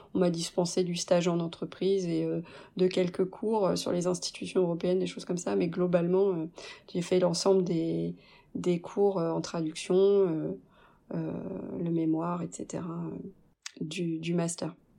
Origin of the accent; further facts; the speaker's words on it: France; also born or lived in Canada; now in Belgium; j'étais l'employée euh, française